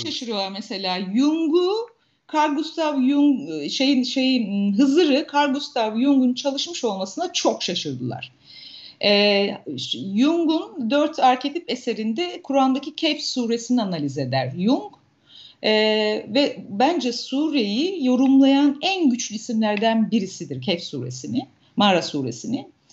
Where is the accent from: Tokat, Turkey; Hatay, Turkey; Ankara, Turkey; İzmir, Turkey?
Tokat, Turkey; Turhal; ben Tokat'ta büyüdüm, Tokat Turhal'da büyüdüm.